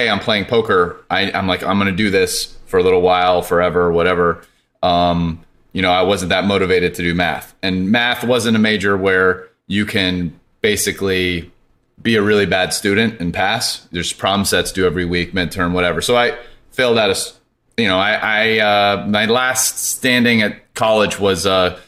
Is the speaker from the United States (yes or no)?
yes; Poway, California, United States; also born or lived in Denver, Colorado / Stanford, California; Born in Denver when I was 9, moved to Poway. It's a suburb of San Diego. Lived there till college